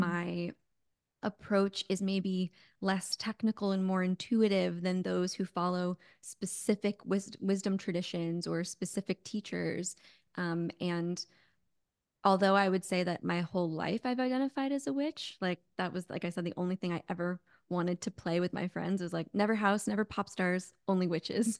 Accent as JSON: {"language": "English", "area": "Connecticut", "region": "suburbs of New York", "country": "United States", "tie": "born or raised there", "also_born_or_lived": "California", "moved": "as an adult", "lives_now": "Phoenix, United States", "said": "I'm actually from New York. I was born in New York City, grew up in a little bit of the suburbs of New York, and then in Connecticut"}